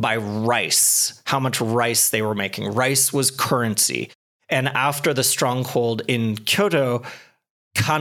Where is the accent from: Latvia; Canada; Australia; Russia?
Canada; I grew up in Canada. I was born with skis on.